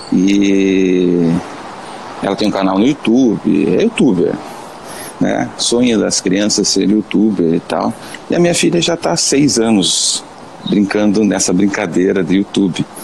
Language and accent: Portuguese; Paranaguá, Paraná, Brazil; sou de Paranaguá, Paraná.